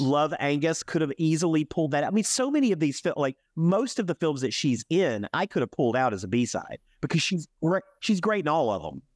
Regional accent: Alabama, United States; also born or lived in Birmingham, Alabama; from the South, I'm from Alabama

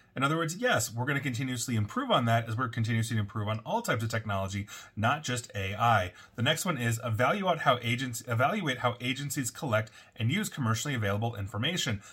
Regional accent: United States; citizens of the United States

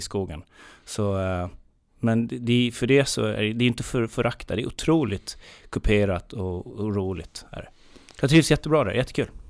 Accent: near Visby, Gotland, Sweden; uppväxt i ett väldigt, väldigt litet eh, samhälle. En mil norr om Visby

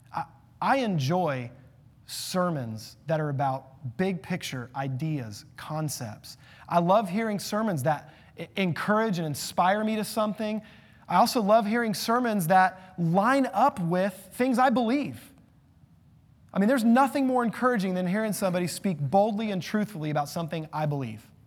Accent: United States; as an American

